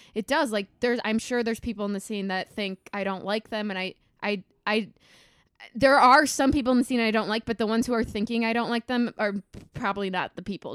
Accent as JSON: {"language": "English", "region": "Minnesota", "country": "United States", "tie": "born or raised there", "moved": "yes", "lives_now": "Chicago, United States", "said": "I'm from Minnesota, I grew up on a farm."}